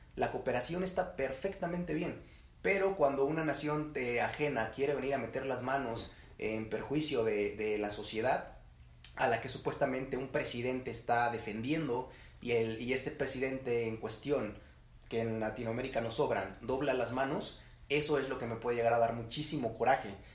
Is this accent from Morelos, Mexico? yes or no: yes; Morelos, Mexico; nosotros seamos mexicanos, nosotros tenemos ascendencia, digamos, de Michoacán, pues nosotros no somos michoacas